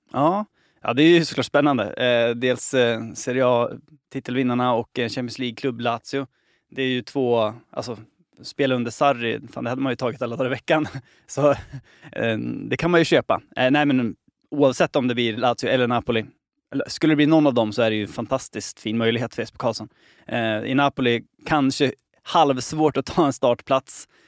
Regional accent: Sweden; som svensk

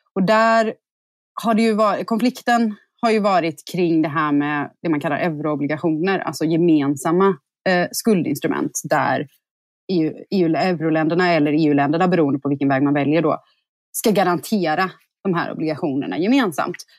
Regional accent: Sweden; som svensk

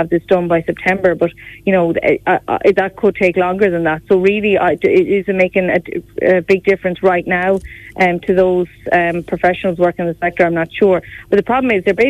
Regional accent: Galway, Connacht, Ireland; I'm from Galway

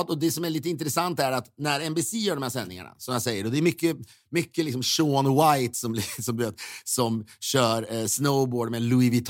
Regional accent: Sweden; now in United States; Då får man ju också som svensk gåshud av det.

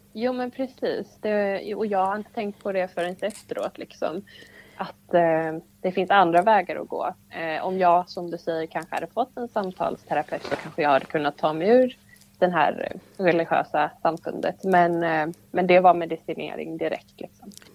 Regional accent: Laholm, Halland County, Sweden; moved away as an adult; now in Ängelholm, Sweden; jag är uppvuxen i Laholm då eh, med min familj

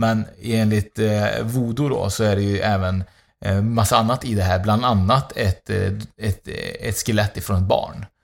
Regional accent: Uruguay; now in Sweden; mitt hemland Uruguay

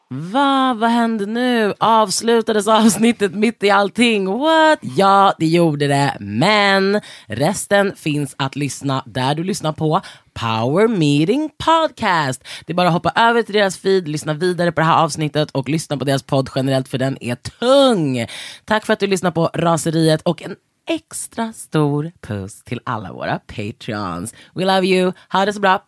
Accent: Sweden; vi som svenskar

